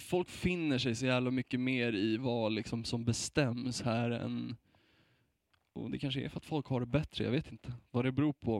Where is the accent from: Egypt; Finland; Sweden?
Sweden; som vit svensk